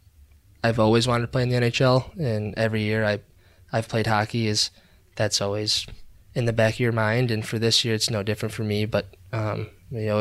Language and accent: English; Rochester, New York, United States; moved away; growing up in Rochester